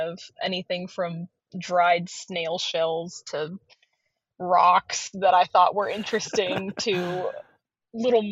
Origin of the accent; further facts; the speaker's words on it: North Central Florida, United States; also born or lived in Georgia; I grew up here in North Central Florida